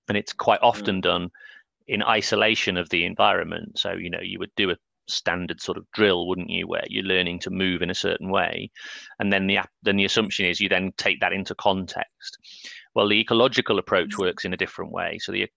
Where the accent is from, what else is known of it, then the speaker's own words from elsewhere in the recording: North Wales, United Kingdom; I grew up in North Wales